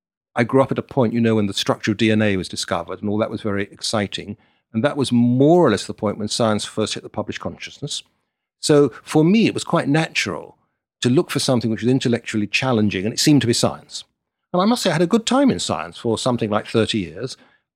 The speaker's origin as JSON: {"language": "English", "region": "London", "country": "United Kingdom", "tie": "born or raised there", "also_born_or_lived": "Boston / New York", "moved": "yes", "said": "I grew up in London."}